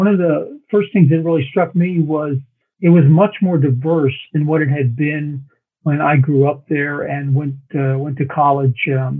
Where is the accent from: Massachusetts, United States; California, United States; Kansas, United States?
Kansas, United States; Fort Leavenworth; born there; Yeah, well, I was born in Fort Leavenworth, Kansas.